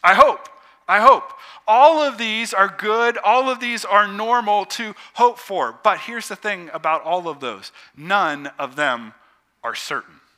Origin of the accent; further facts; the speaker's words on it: Youngstown, Ohio, United States; I grew up just outside of Youngstown, Ohio